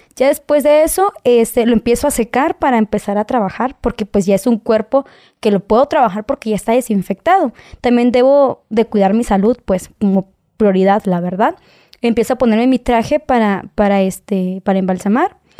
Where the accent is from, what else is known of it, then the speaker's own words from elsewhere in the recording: Mexico; nosotros como mexicanos